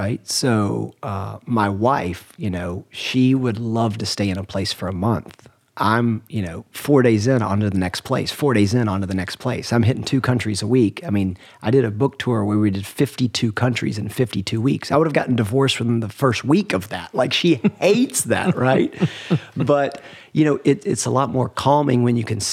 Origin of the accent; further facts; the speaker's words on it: Atlanta, Georgia, United States; I grew up in Atlanta